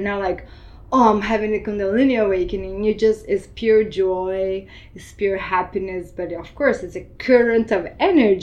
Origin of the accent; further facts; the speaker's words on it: Brazil; also born or lived in Argentina; now in Miami, United States; I was born in Argentina, but I grew up in Brazil.